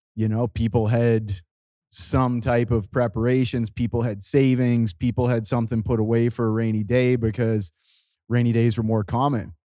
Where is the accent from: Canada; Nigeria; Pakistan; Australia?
Canada; now in Costa Rica; I'm, uh, I'm a Canadian. I live in Costa Rica